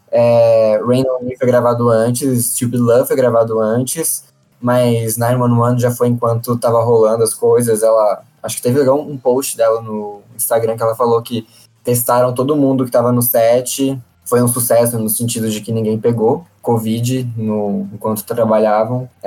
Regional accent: Brazil; E aí eu acho que foram essas as grandes perdas que a gente, enquanto brasileiro sofremos

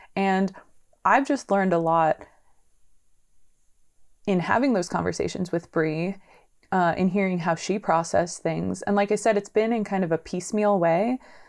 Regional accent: San Diego, California, United States; also born or lived in Los Angeles, California; I'm originally from San Diego, California.

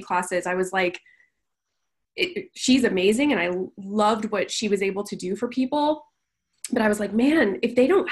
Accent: California, United States; now in Las Vegas, United States; I'm from a relatively small town in California

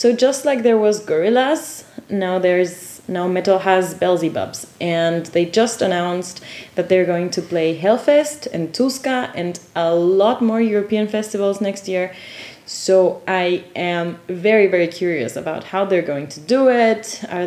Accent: Quito, Pichincha, Ecuador; now in Dortmund, Germany; while being in my hometown

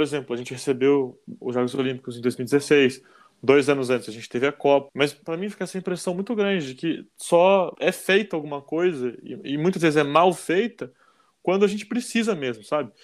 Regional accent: Curitiba, Paraná, Brazil; sou de Curitiba, não vou falar que estou acostumado com frio

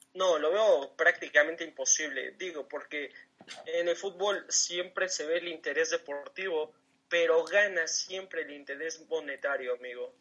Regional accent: Toluca, State of Mexico, Mexico; yo que soy de aquí del Estado de México, de, Toluca

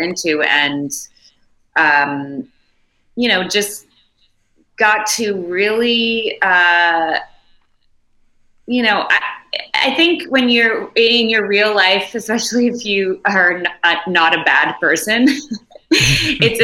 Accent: Montreal, Quebec, Canada; I'm from Montreal

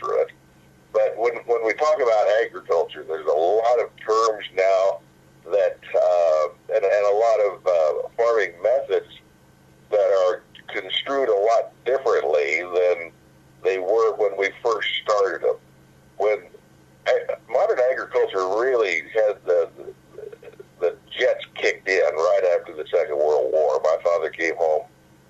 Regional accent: Cass County, Missouri, United States; now in Riverton, United States; I was born in Cass County, Missouri

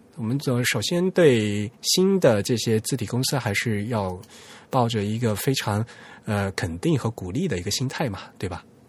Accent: southern China, China; 只有我们老家有，就是南方才有这东西

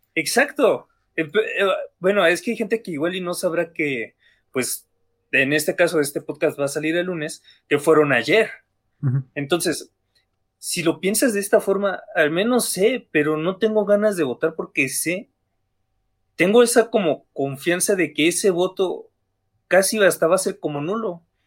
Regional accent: Mexico; este cansancio como mexicanos, porque a fin de cuentas vivimos una realidad

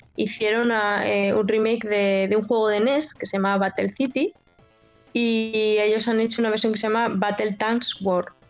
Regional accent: Basque Country, Spain; Yo, nací en el País Vasco

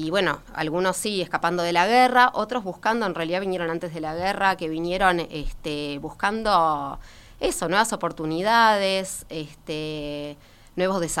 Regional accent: Montevideo, Uruguay; No, en realidad no, en realidad no nací en Positos. A los tres años este, fui a Positos. Este, este vivía en Goes

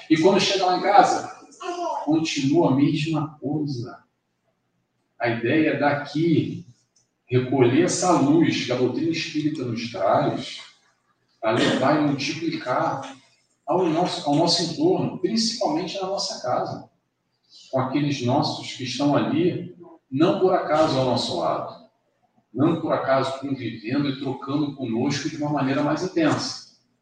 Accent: Rio de Janeiro, Brazil; now in Madeira, Portugal; Eu nasci, passei minha infância a cinco quilômetros daqui, no Grajaú

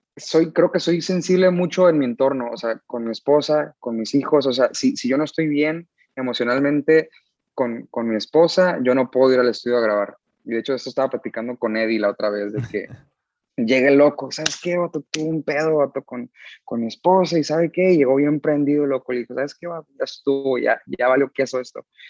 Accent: San Diego, California, United States; Crecí en San Diego, California.

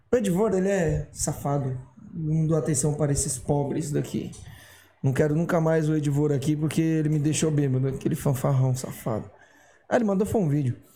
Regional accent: Guarujá, São Paulo, Brazil; Sou do Guarujá, natural. Caiçara.

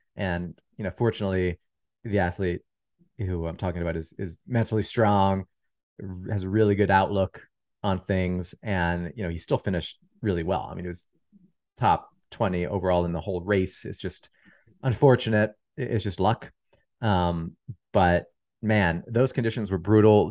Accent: Pennsylvania, United States; I'm from Pennsylvania

